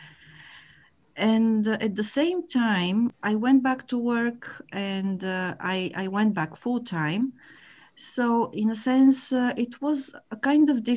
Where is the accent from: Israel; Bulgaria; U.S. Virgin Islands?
Bulgaria; English is a second language; moved away as an adult; also born or lived in Sofia, Bulgaria; now in Japan; I was born and raised in Bulgaria in a small border town community.